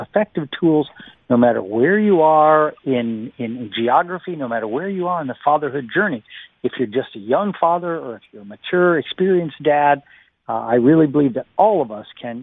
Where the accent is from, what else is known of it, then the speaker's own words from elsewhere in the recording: United States; moved away; the United States, my home country